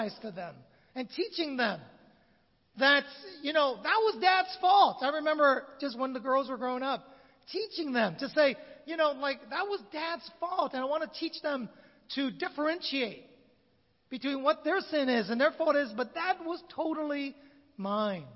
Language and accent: English; San Francisco, California, United States; moved away as an adult; also born or lived in Vietnam; I was born in Vietnam in 1966. The country fell. My dad worked for the State Department. And right before the fall of Saigon, 75, we emigrated to America, San Francisco to be particular